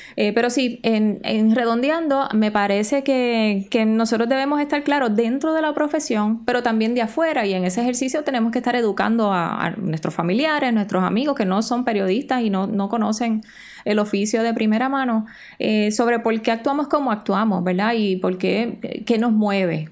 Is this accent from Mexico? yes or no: no; Puerto Rico; Nosotros somos territorio estadounidense, pero no somos Estado.